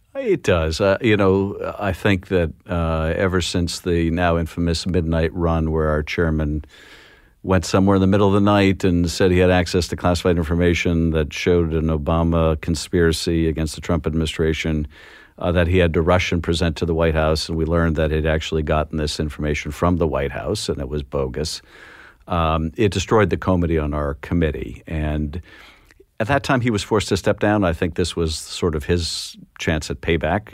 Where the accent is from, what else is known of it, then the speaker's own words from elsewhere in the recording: Boston, Massachusetts, United States; moved away; also born or lived in the American West; growing up in Boston. We lived in Boston until my father, uh, who was in the rag business, as he called it, was transferred out west